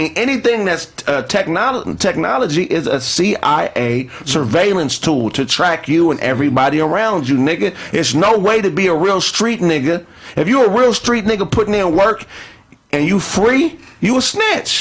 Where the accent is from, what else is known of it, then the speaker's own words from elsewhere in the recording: Pasadena, California, United States; I'm from Pasadena all day